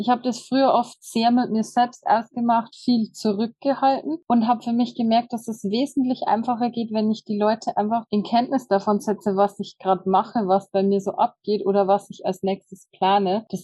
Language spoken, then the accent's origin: German; Bavaria, Germany; wie gesagt, ich komme aus dem Bayerischen Wald